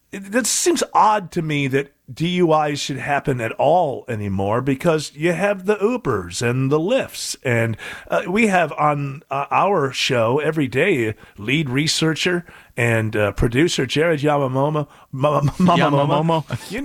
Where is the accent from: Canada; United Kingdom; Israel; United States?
United Kingdom; England; Well, you know, growing up in England, baseball is just not one of those things.